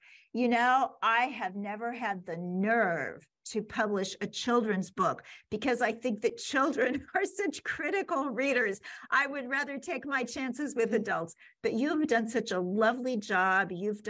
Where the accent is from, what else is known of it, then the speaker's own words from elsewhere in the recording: Kansas City, United States; moved away; back in my hometown of Kansas City